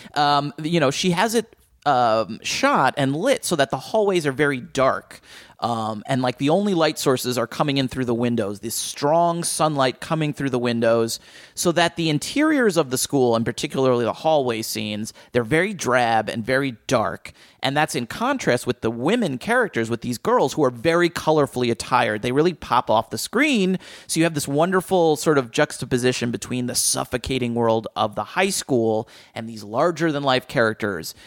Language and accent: English; New Jersey, United States; where I grew up in Jersey